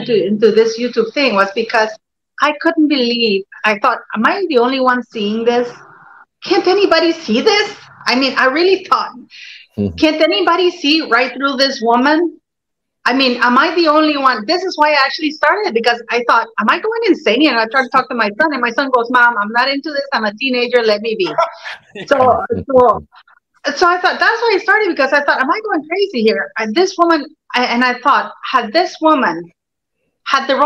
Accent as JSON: {"language": "English", "country": "Canada", "also_born_or_lived": "Norway", "said": "I'm Canadian. I live in Toronto, you know."}